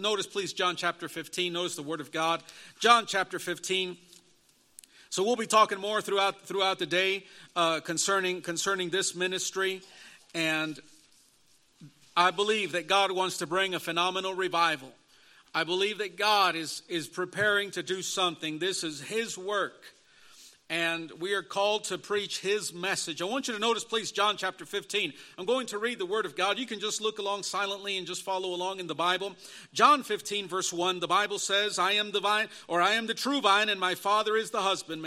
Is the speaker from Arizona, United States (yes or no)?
no; Chicago, Illinois, United States; also born or lived in Elgin, Illinois; I was born and raised in the Chicago, Illinois area all of my life